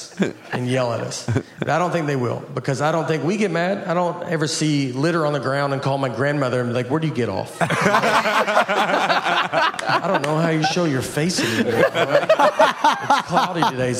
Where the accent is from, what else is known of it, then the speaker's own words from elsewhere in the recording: Old Hickory, Tennessee, United States; I'm from Old Hickory, and we were a plant, like DuPont plant we were a plant town